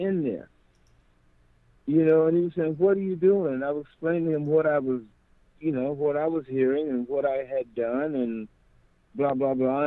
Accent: Houston, Texas, United States; moved away; also born or lived in Southern California; we're from Fifth Ward, Houston

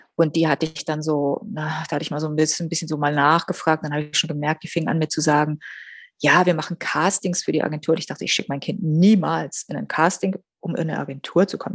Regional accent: Berlin, Germany; Berlin ist meine Heimat

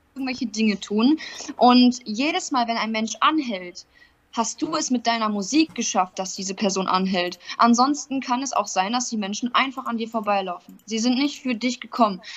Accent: North Rhine-Westphalia, Germany; now in Ingolstadt, Germany; ich komme ursprünglich aus Nordrhein-Westfalen

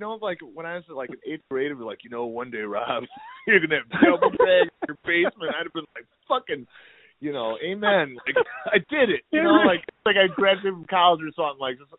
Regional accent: Toledo, Ohio, United States; now in Detroit, United States; yeah, I'm from Toledo, Ohio, and we came up here in 1998

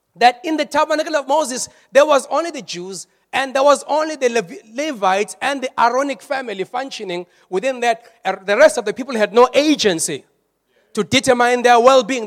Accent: South Africa; we are more South African

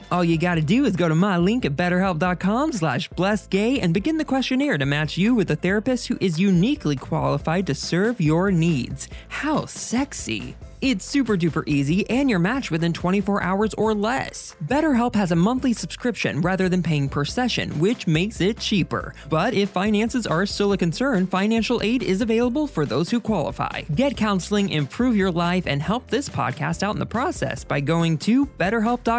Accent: White Settlement, Texas, United States; I was raised in the Texas town called, are you ready for it? White Settlement

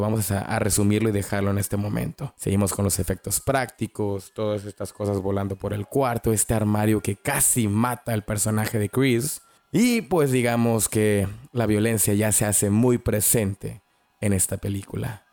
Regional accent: Mexico; yo crecí mirando esta película en VHS y pues obviamente la miraba en el Canal 5, en México, obviamente, los noventas

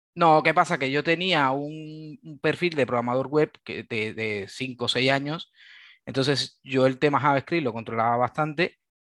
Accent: Cuba; moved away as an adult; now in Valencia, Spain; vengo de Cuba, soy originario de, Cuba. llevo ya en, Valencia unos, unos 10, 10, 11 años

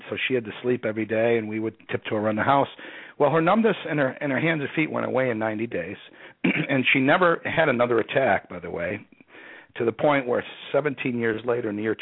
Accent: Rochester, New York, United States; moved away as an adult; also born or lived in Austin, Texas; I grew up near Canada, up there in the western side of Rochester, New York.

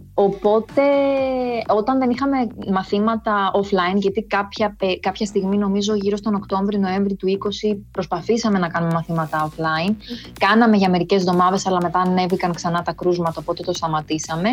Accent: Athens, Attica, Greece; moved away as an adult; now in Seoul, South Korea; γεννήθηκα και μεγάλωσα στην Αθήνα

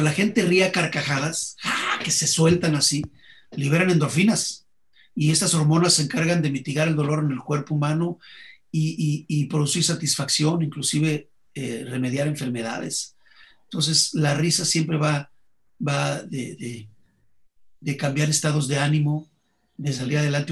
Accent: Mexico; los únicos que hacemos calaveras en el mundo somos los mexicanos

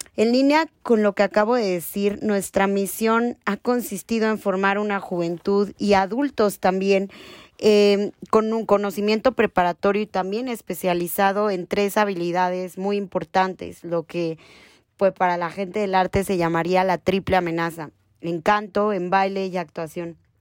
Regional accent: Mexico; tenemos como sociedad mexicana

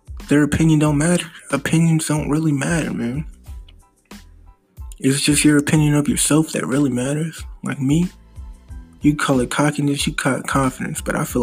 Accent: United States; also born or lived in Missouri; I'm American, live in Missouri

